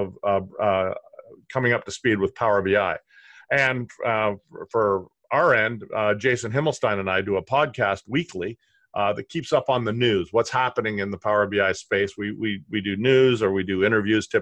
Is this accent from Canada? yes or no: yes; Canada; I'm Canadian